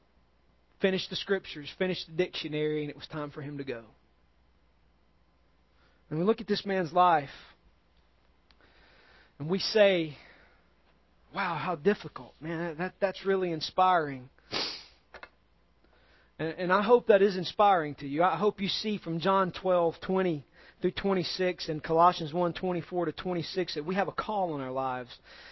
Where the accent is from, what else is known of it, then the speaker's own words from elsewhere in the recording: United States; We as Americans are soft. We as American Christians are soft.